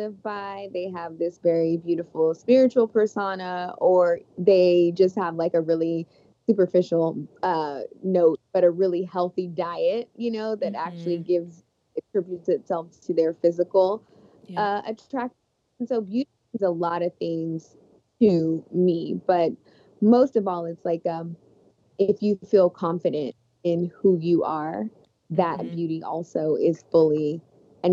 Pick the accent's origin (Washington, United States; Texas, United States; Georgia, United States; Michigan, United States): Texas, United States; Las Vegas; I grew up in Texas in the 90s, and also Las Vegas